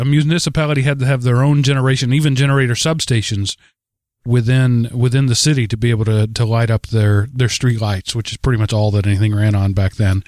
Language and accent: English; Texas, United States; now in Atlanta, United States; being a Texan